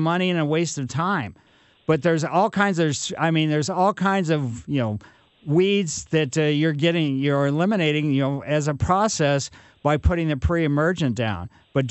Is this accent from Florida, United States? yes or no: no; Ellisville, Missouri, United States; I grew up in Maple Lane in Ellisville.